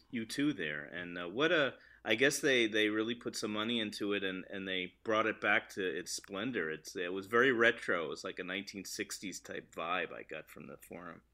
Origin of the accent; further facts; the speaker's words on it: New York, United States; I'm from New York